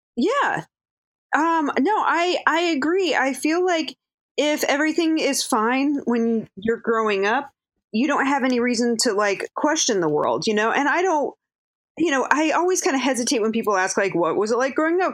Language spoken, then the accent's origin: English; Manchester, Connecticut, United States; moved away as an adult; also born or lived in Baltimore, Maryland / Chicago, Illinois / New York; now in Brooklyn, New York, United States; I grew up in Manchester, Connecticut